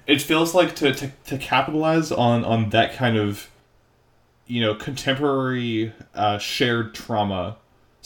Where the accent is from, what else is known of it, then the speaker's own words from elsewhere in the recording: Canada; I am Canadian